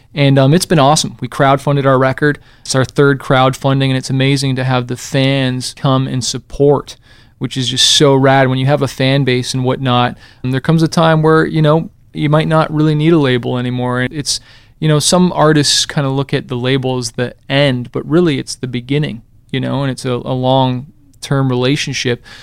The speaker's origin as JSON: {"language": "English", "country": "Canada", "moved": "yes", "said": "I came from Canada originally"}